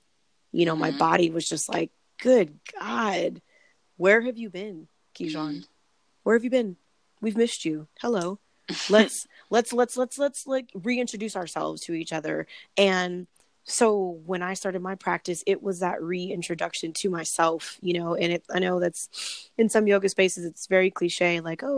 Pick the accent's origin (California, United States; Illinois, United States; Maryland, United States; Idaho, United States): California, United States; Long Beach; I'm from Long Beach, California